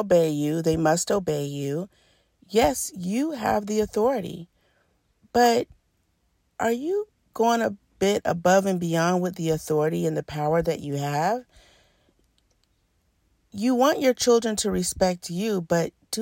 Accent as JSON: {"language": "English", "town": "Birmingham", "region": "Alabama", "country": "United States", "tie": "born or raised there", "said": "I grew up in Birmingham, Alabama"}